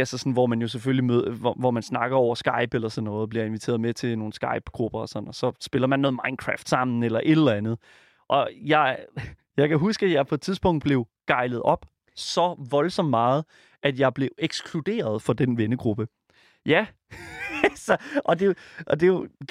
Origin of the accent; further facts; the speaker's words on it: Jutland, Denmark; jeg kommer fra Jylland, og der siger vi sådan, at blive gejlet op